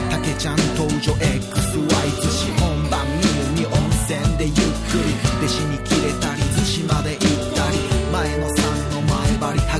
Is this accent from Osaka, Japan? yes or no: yes; Osaka, Japan; born there; now in Tokyo, Japan; 俺は大阪生まれラジオで育ちラジオ好きなら大体友達サッカーを目指して上京し